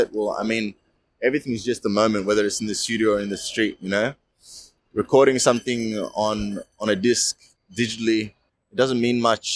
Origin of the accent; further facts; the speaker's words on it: Melbourne, Victoria, Australia; I'm from Melbourne City.